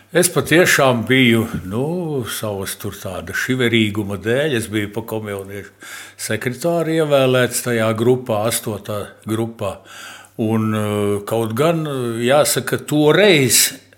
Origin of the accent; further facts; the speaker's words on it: Latvia; first language Latvian; Visu mūžu ģimenē runājām visi, gan tēvs, gan māte, gan bērni latviešu valodā, ar akcentu tēvs un mamma, protams, Eh, bet eh, vienalga mēs visi runājām latviešu valodā, gājām latviešu skolās